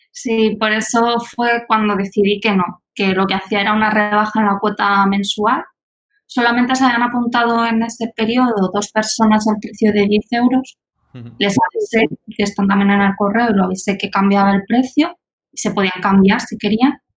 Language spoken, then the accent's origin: Spanish; Albacete, Castilla-La Mancha, Spain; moved away as an adult; now in Germany; yo vengo de Albacete, pero es cierto que llevo dos años viviendo en Alemania